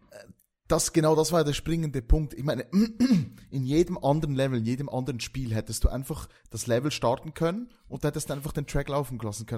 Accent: Valais, Switzerland; accent: Walliser Deutsch; das ist auf Walliser Deutsch, das ist mein, äh, mein Dialekt

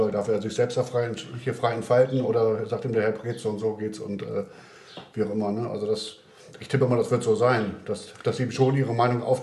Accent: Schwäbisch Gmünd, Baden-Württemberg, Germany; born there; Ja, ich bin in Schwäbisch Gmünd geboren.

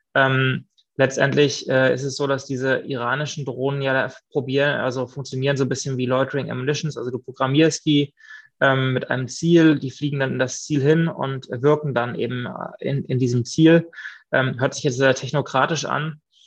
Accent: Mecklenburg-Vorpommern, Germany; moved away as an adult; also born or lived in Tel Aviv / Vienna / Stockholm; wenn ich nach Mecklenburg-Vorpommern zurückgekommen bin in meine Heimat

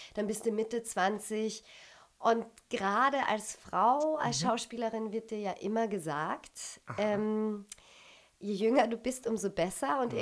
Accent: Austria; moved away as an adult; also born or lived in Düsseldorf / Berlin; wir Österreicher

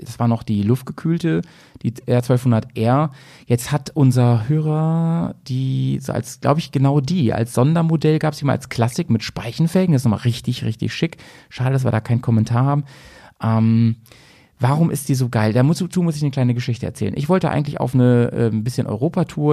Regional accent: near Hanover, Lower Saxony, Germany; now in Bremen, Germany; in meiner alten Heimat, also in der Nähe von Hannover

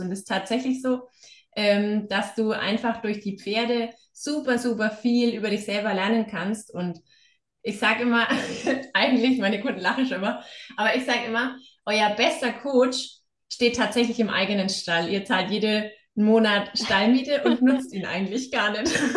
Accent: Upper Franconia, Bavaria, Germany; moved away as an adult; now in Hesse, Germany; komme ich ja selber aus der Ecke Oberfranken und bin ein Schneekind

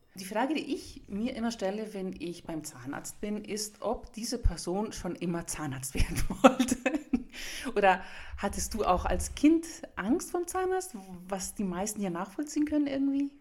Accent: Nuremberg, Bavaria, Germany; ich komme aus Franken, ich bin Griechen, aber ich wurde ja in Nürnberg geboren, in Franken geboren.

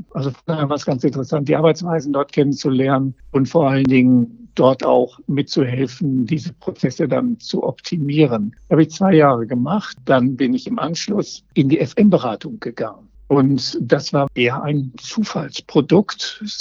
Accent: Essen, North Rhine-Westphalia, Germany; Das, aus meiner Heimatstadt, so.

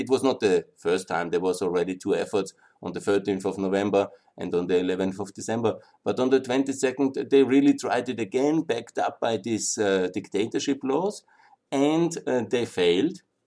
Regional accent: Austria; I'm from Austria

